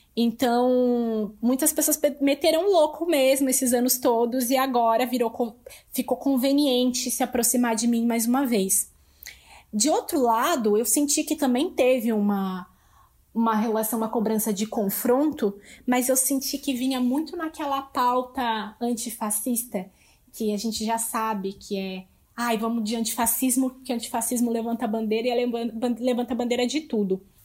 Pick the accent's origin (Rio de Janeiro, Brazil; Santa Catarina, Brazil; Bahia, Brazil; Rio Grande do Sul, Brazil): Santa Catarina, Brazil; Lages; now in São Paulo, Brazil; eu sou natural de Laje, Santa Catarina, mas hoje eu moro em São Paulo